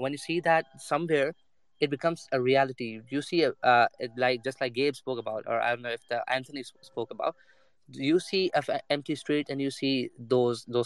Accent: Pakistan; moved away as an adult; now in Nottingham, United Kingdom; I'm from Pakistan.

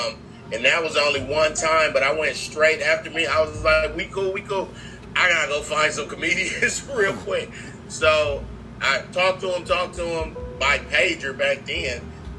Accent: California, United States; I'm from Cali.

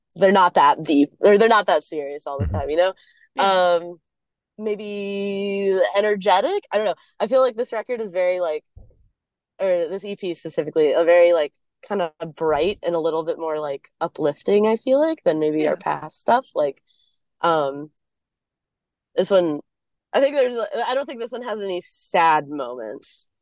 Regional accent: Atlanta, Georgia, United States; I'm from Atlanta

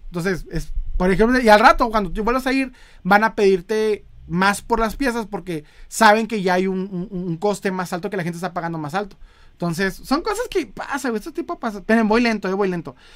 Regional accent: northern Mexico, Mexico; accent: norteño; soy, soy norteño. Así hablo, ¿eh? Hablo bien fuerte

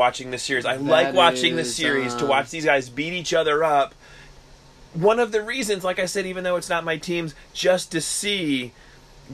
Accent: New Jersey, United States; Because being from the Great White North in New Jersey

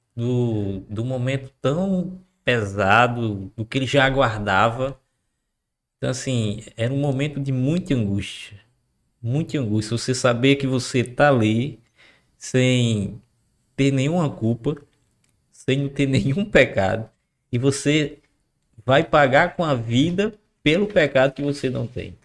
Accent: Macau, Rio Grande do Norte, Brazil; É a cidade onde nós nascemos, onde nós crescemos

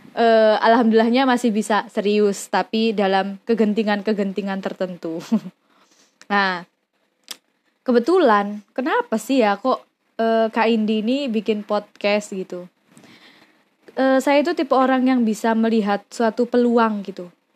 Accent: Mojokerto, East Java, Indonesia; now in Yogyakarta, Indonesia; lahir di Mojokerto, Jawa Timur

